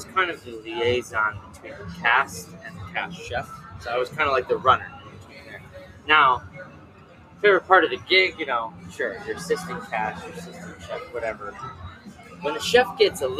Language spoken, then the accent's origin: English; Chicago, Illinois, United States; I'm from Chicago